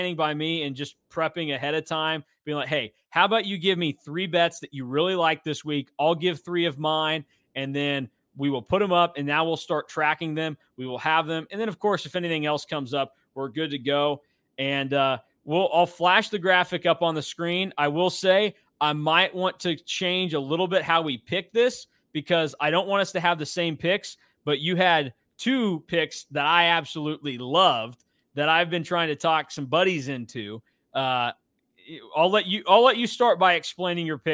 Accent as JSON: {"language": "English", "town": "Hutchinson", "region": "Kansas", "country": "United States", "said": "I'm from Hutchinson"}